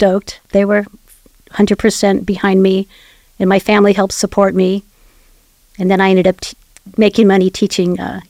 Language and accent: English; Carmel, California, United States; also born or lived in Japan; I grew up in Carmel, second oldest of six kids.